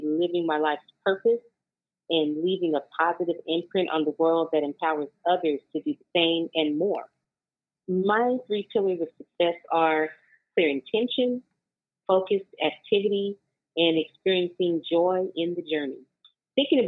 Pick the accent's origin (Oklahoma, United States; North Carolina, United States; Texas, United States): Oklahoma, United States; Oklahoma City; moved away as an adult; now in Oakland, United States; I was born and raised in Oklahoma City, Oklahoma. And for the past 20 years, I've grown and flourished here in Oakland, California